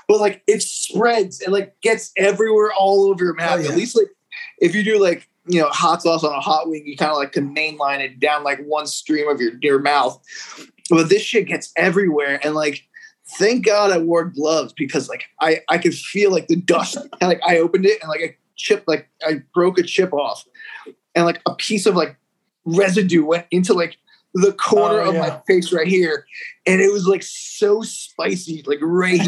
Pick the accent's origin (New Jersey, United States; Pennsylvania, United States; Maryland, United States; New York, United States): New Jersey, United States; Hudson County; I was born in Hudson County, New Jersey, which is like right across the river from Manhattan, which is like a lot of Dominicans, Cubans. So like my culture growing up is like Hispanic